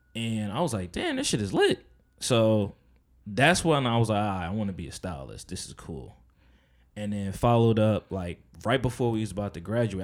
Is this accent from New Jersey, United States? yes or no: yes; Edison, New Jersey, United States; also born or lived in Plainfield, New Jersey / Perth Amboy, New Jersey / Piscataway, New Jersey; I'm from, like, Edison and Piscataway 'cause that was mainly my upbringing